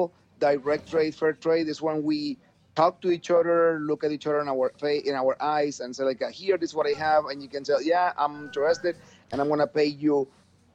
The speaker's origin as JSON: {"language": "English", "town": "Manizales", "region": "Caldas", "country": "Colombia", "tie": "born or raised there", "moved": "as an adult", "said": "So we came back to Colombia, to my hometown, which is called Manizales."}